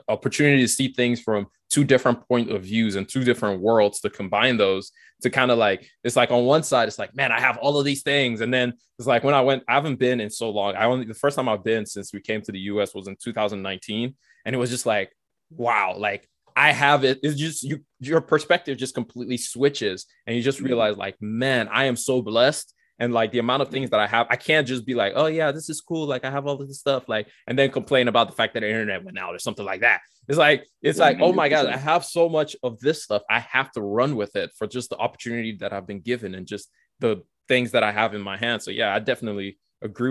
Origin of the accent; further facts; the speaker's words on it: Nigeria; now in United Kingdom; I'm from Nigeria originally. My parents and I, we moved here in a number of years ago, 12, 14 years ago or so